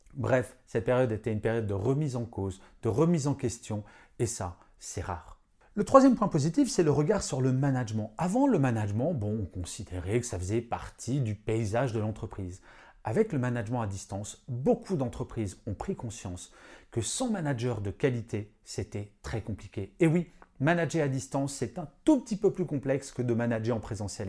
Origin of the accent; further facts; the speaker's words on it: Paris, Île-de-France, France; je suis parisien